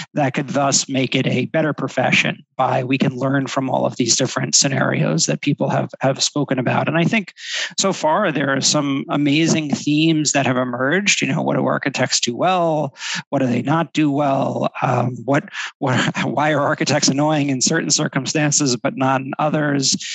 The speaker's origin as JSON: {"language": "English", "region": "New Jersey", "country": "United States", "tie": "born or raised there", "also_born_or_lived": "Florida / California", "moved": "as an adult", "lives_now": "New York, United States", "said": "I grew up in New Jersey"}